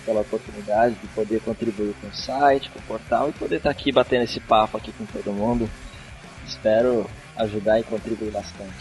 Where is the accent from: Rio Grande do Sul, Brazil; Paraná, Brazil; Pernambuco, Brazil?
Paraná, Brazil; Curitiba; now in São José dos Campos, Brazil; eu moro aqui em São José dos Campos, estado de São Paulo, embora seja de Curitiba